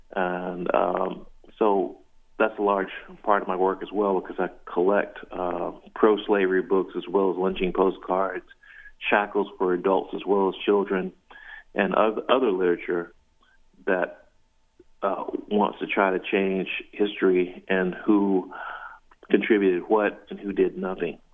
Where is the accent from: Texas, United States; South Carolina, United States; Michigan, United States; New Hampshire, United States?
South Carolina, United States; growing up in the South, I grew up in South Carolina